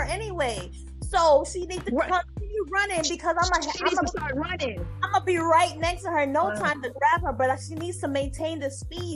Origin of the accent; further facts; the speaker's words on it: Jamaica; first language Jamaican Patois; English is a second language; moved away; I'm an immigrant. I was Jamaican